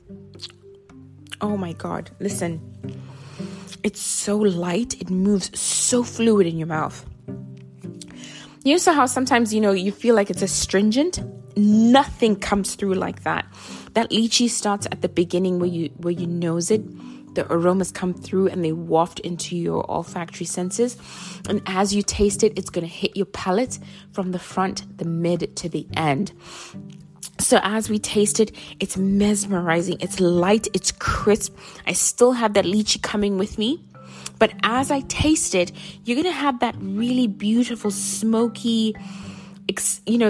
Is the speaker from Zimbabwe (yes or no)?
yes; Zimbabwe; also born or lived in South Africa / Africa; now in United States; I think of my home where I was born in Zimbabwe